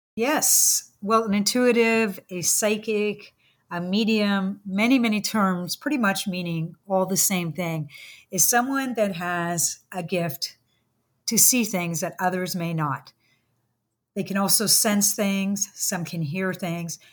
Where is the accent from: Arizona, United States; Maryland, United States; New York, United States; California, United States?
California, United States; San Francisco; I grew up in San Francisco, um, in the sixties